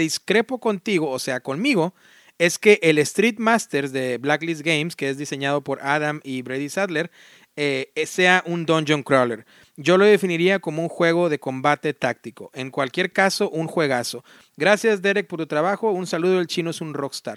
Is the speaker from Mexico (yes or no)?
yes; Mexico; now in United States; yo amo mis país, soy mexicano y, no, jamás lo voy a negar